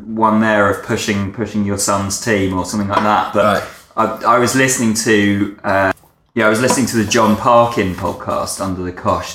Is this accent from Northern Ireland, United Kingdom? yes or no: no; Essex, East of England, United Kingdom; I grew up in Essex